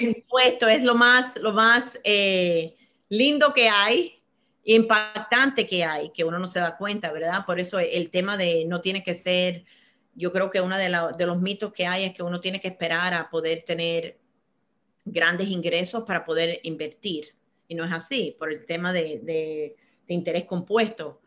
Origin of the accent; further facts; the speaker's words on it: Miami, Florida, United States; moved away as an adult; also born or lived in Cuba; yo nací en Cuba, me crié en Miami